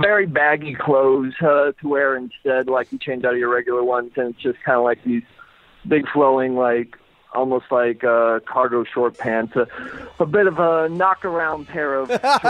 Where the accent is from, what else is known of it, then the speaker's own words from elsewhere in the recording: United States; I'm from America